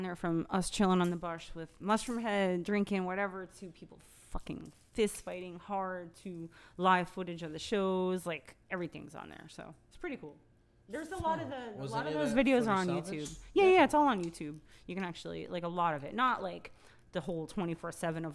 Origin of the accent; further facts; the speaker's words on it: Germany; moved away; my home country